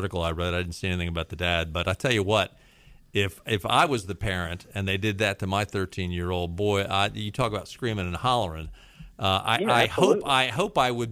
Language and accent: English; Baltimore, Maryland, United States; now in North Carolina, United States; I grew up in Baltimore